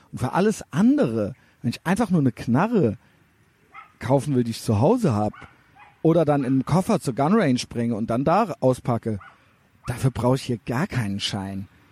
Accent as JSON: {"language": "German", "town": "Cologne", "region": "North Rhine-Westphalia", "country": "Germany", "said": "ich bin aus Deutschland"}